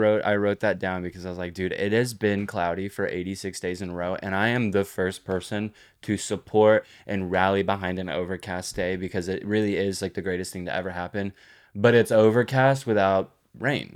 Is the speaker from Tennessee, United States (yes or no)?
no; Granbury, Texas, United States; I grew up in Hood County.